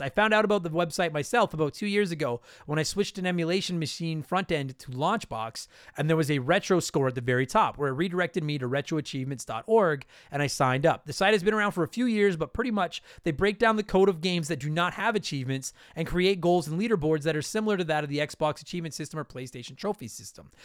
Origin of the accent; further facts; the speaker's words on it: Canada; I am a Canadian